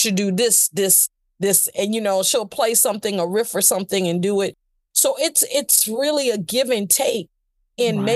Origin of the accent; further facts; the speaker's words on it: Danville, Virginia, United States; moved away; I was born in Danville, Virginia.